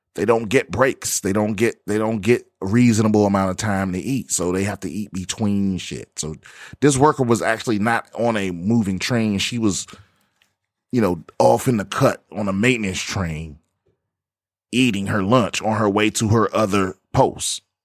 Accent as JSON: {"language": "English", "town": "Washington", "region": "District of Columbia", "country": "United States", "tie": "born or raised there", "said": "this is my hometown metro system"}